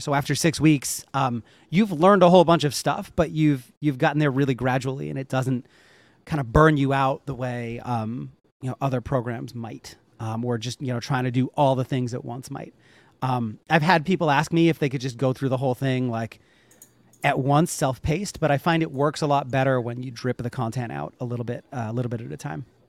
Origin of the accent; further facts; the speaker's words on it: Northeast, United States; I grew up in the Northeast.